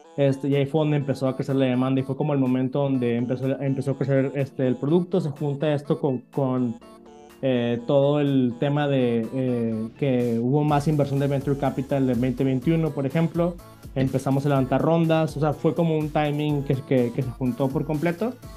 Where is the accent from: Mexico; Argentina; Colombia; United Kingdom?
Mexico; Monterrey, Nuevo León; soy originario de México, del norte de México, de, de Monterrey